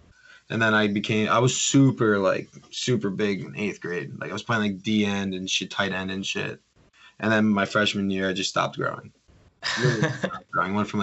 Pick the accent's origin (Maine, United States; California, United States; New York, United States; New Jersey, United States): New Jersey, United States; Emerson; I'm from Emerson.